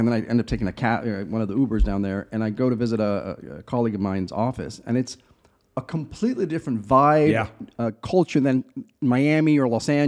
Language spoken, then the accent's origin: English; England, United Kingdom; also born or lived in Chile / Belize; now in United States; I've lived in four different countries, right? So I was born in South America in Chile, spent a lot of my childhood in England, in Europe, obviously here in the US. Then I lived in a little island in Belize for a couple of years